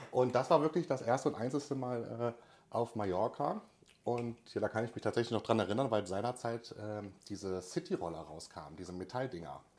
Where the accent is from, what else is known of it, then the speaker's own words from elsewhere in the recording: North Rhine-Westphalia, Germany; ich komme aus Raum Köln-Düsseldorf, klar, Medien, Hochburg, Fernsehen und so weiter, das war so meine Welt.